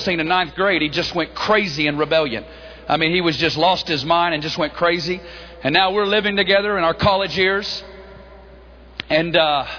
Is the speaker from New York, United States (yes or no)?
no; Northwest Arkansas, United States; accent: hickish; moved away; We're both originally from Northwest Arkansas.